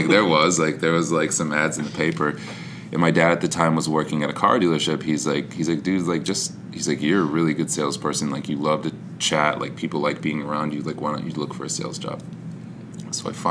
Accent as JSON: {"language": "English", "town": "Grass Lake", "region": "Michigan", "country": "United States", "tie": "born or raised there", "moved": "yes", "said": "Grass Lake. It was just outside of Ann Arbor in Michigan"}